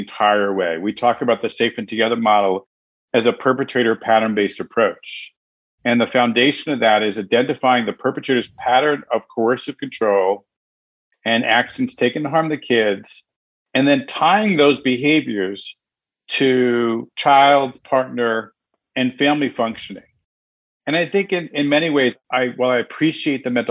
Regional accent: New York City, New York, United States; now in Connecticut, United States; normally I'm home based in Connecticut and I grew up in New York City

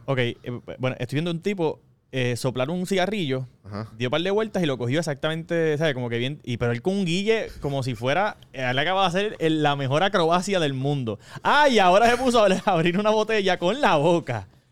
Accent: Corozal, Puerto Rico; yo soy de Corozal

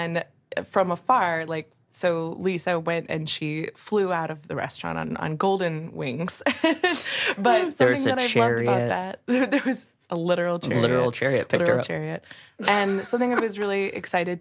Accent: Texas, United States; I'm a Texan

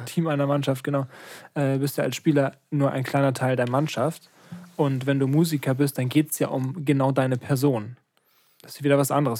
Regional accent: Lübeck, Schleswig-Holstein, Germany; ich bin in Lübeck geboren

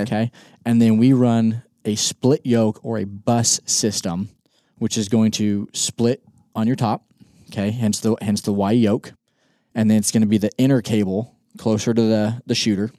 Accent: Northwest Kansas, South Central Nebraska, United States; moved away as an adult; also born or lived in Colorado Springs, Colorado / Mississippi; I grew up in South Central Nebraska, Northwest Kansas

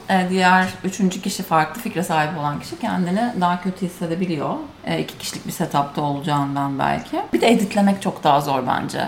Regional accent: Turkey; accent: Turkish accent (in English); moved away; Bizim leş Türk aksanımızın

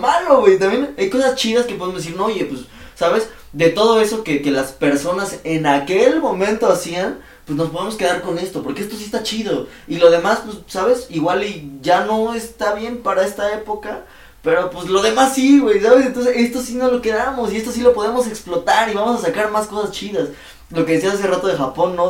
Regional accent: Mexico City, Mexico; ¿de dónde vienes de la ciudad?

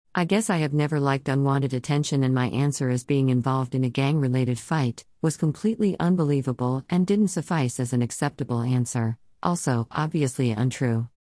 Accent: California, United States; entirely raised and birthed in California, only leaving home for quick jaunts across half of these United States.

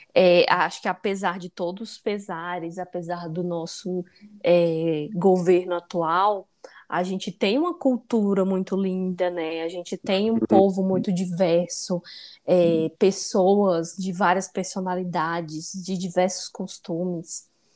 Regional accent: Northeast Region, Brazil; now in São Paulo, Brazil; minha origem nordestina

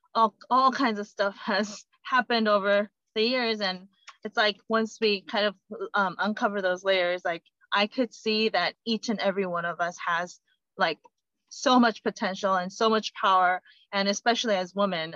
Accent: South Korea; moved away; I come from Korea

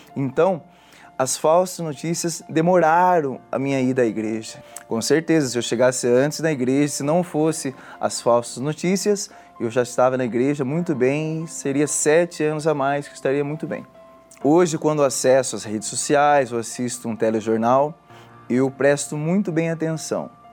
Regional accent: Tatuí, São Paulo, Brazil; sou da cidade de Tatuí

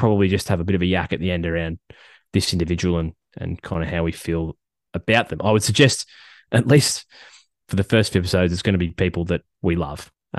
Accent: California, United States; Born in California. I'm not going to narrow it down because California is a big state. I was born in California.

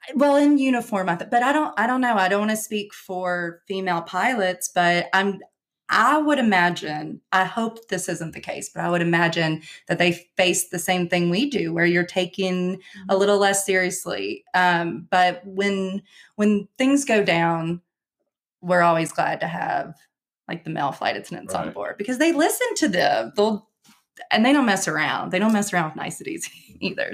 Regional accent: Somerset, Kentucky, United States; I said, Kentucky.

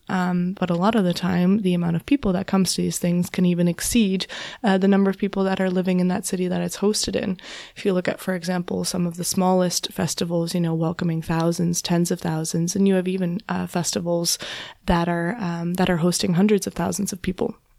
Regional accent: southwestern Ontario, Canada; I grew up in, in Canada, in southwestern Ontario

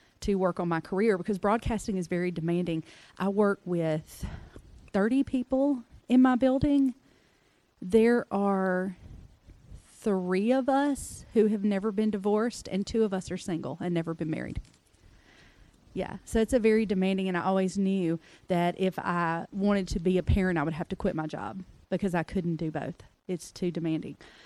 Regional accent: Mississippi, United States; I was raised in Mississippi

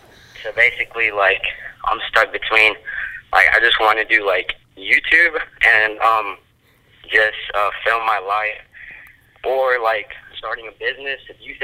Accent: South Carolina, United States; I'm 15, I'm from South Carolina.

